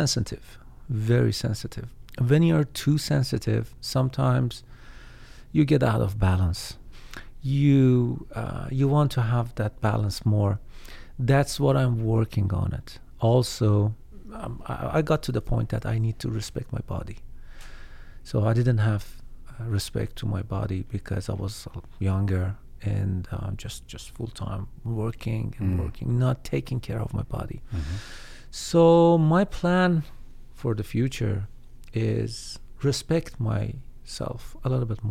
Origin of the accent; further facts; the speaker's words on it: Iran; moved away; So I hope someday I can visit my home country